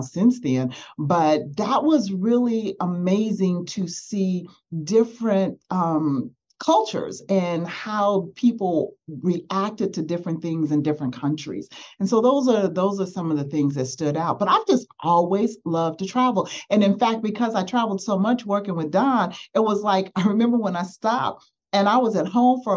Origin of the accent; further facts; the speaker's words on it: Las Vegas, Nevada, United States; as a little girl, I grew up in Las Vegas